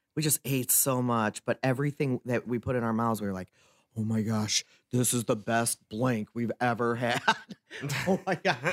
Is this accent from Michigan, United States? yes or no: yes; Michigan, United States; also born or lived in Wisconsin; my home state of Michigan